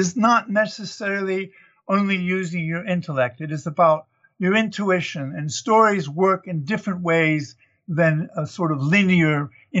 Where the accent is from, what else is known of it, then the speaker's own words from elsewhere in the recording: United States; moved away; Well, I'm originally an American, but I've lived away for over 60 years now. So I'm half Southern and half Northern, East Coaster.